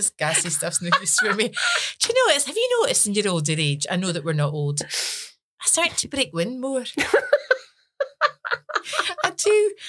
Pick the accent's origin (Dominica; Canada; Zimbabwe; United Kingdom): United Kingdom; Scotland